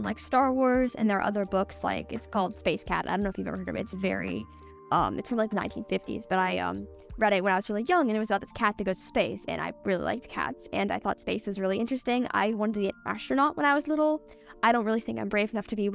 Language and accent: English; Los Angeles, California, United States; now in San Diego, United States; I grew up in Los Angeles. I lived there for 11 years, and then I moved to San Diego right before sixth grade started